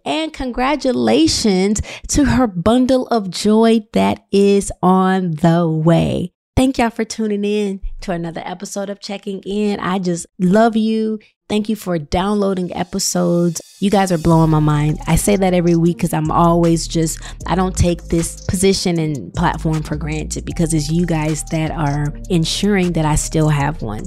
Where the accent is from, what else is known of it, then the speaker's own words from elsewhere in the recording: Illinois, United States; And we're both Midwest girls. I'm from Illinois.